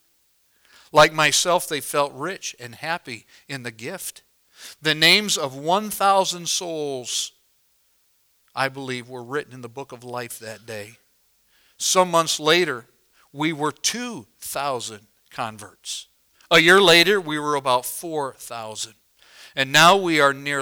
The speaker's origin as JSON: {"language": "English", "region": "Illinois", "country": "United States", "tie": "born or raised there", "said": "where I was raised in Illinois"}